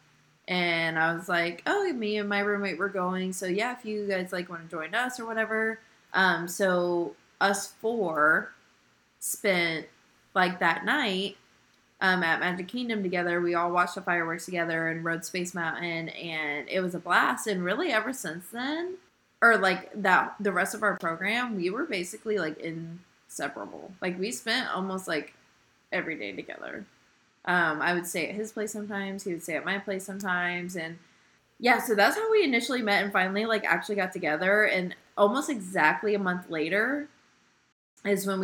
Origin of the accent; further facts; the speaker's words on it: Indiana, United States; I'm from Indiana